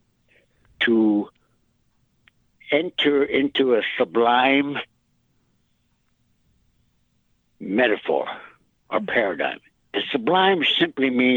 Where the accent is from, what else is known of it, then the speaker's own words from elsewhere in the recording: Holy Rosary Mission, South Dakota, United States; I attended at that time called Holy Rosary Mission at the Catholic school about 2 miles south of where I live.